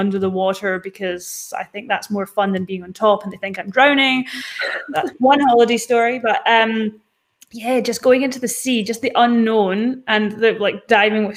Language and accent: English; Scotland, United Kingdom; now in Perth, Australia; Scottish girl here